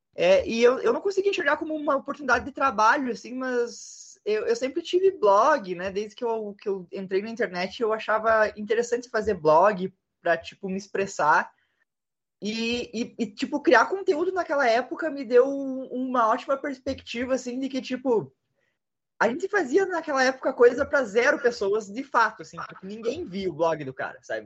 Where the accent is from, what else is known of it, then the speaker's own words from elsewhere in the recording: Passo Fundo, Rio Grande do Sul, Brazil; cresci no, numa vila no interior